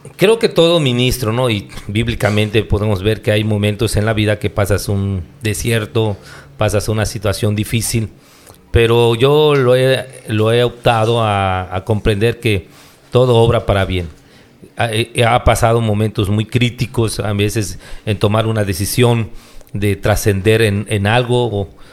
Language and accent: Spanish; Hool, Campeche, Mexico; yo soy de Ol